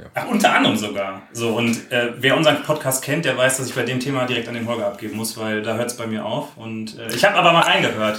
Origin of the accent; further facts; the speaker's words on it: Ruhr area, North Rhine-Westphalia, Germany; ich habe sehr gute Erinnerungen ähm, an meine Jugend in Schöngladbeck. Ich komme ja aus dem Ruhrgebiet